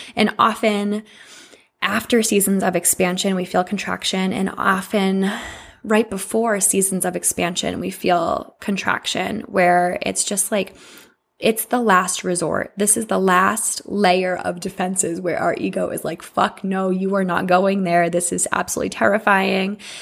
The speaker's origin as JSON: {"language": "English", "region": "Massachusetts", "country": "United States", "tie": "born or raised there", "moved": "yes"}